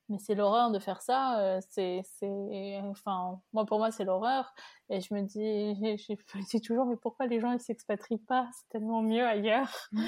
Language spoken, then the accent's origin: French; France; moved away as an adult; now in United States; je suis une Française parmi les, Américains